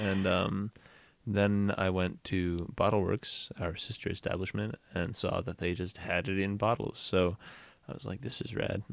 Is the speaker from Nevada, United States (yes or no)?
no; Portland, Oregon, United States; moved away as an adult; also born or lived in Southern California; I'm from Portland